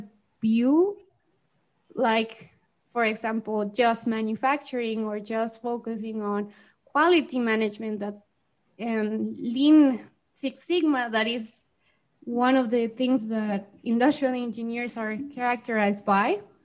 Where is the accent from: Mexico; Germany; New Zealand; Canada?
Mexico; also born or lived in Guadalajara, Mexico; I am from Mexico, and I currently live here in Mexico in a city called Guadalajara.